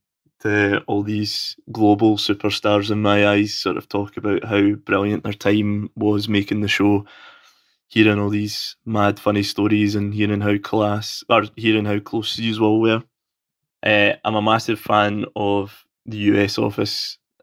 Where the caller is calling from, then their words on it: Scotland, United Kingdom; I'm coming to you all the way from sunny Scotland. So I apologize if you can't understand my dulcet accent.